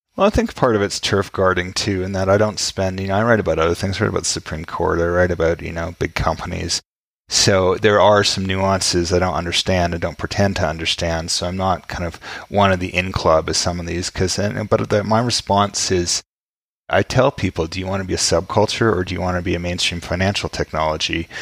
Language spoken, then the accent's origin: English; Vancouver, British Columbia, Canada; Vancouver, where I grew up